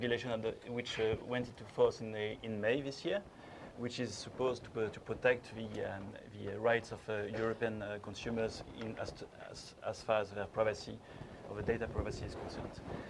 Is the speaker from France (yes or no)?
yes; France; accent: French; English is a second language; I apologize in advance, my French accent is very strong